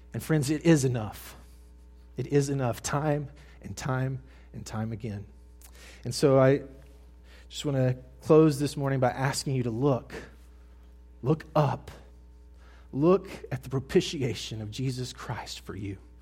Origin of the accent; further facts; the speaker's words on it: Mississippi, United States; I moved from North Mississippi to South Mississippi as a high school boy